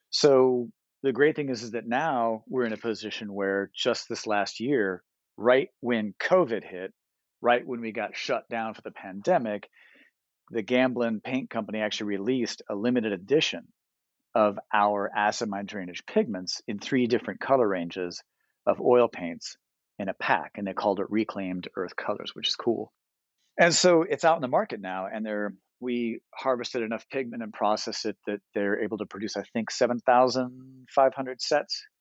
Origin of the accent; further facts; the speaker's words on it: St Ives, England, United Kingdom; born there; also born or lived in United States; And so I'm not an Ohio guy. I'm a military kid. I'm from everywhere. I was born in the UK. I was born up in St. Ives.